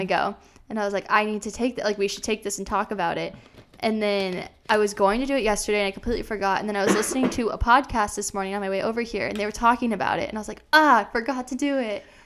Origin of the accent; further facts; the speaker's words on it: Des Moines, Iowa, United States; moved away as an adult; also born or lived in Arizona; I grew up in Iowa. I'm from Des Moines, Iowa, and then I moved to Arizona for college